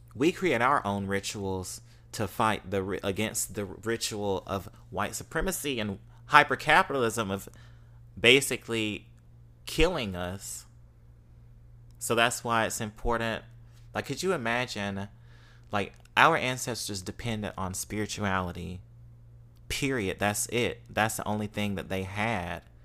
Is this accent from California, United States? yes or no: no; Mississippi, United States; accent: Mississippi; now in New Orleans, United States; I'm from Mississippi